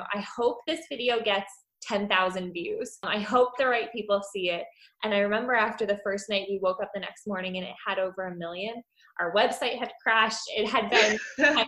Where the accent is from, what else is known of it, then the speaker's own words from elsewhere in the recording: Pennsylvania, United States; I grew up in Pennsylvania